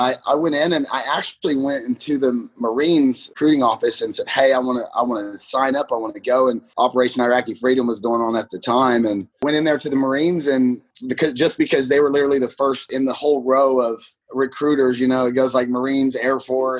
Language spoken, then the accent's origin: English; Oklahoma, United States; Yeah, I'm from Oklahoma, born and raised.